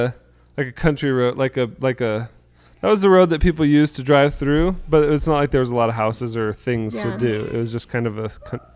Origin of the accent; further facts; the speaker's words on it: Pine Hills, Florida, United States; now in Utah, United States; compared to where I grew up in Florida, all of Utah is the country.